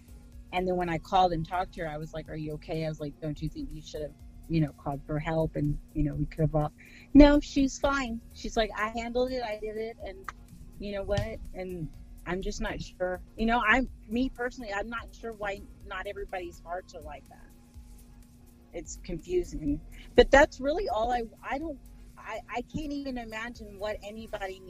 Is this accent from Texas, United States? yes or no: yes; Texas, United States; just because I'm from Texas, I don't sound like that.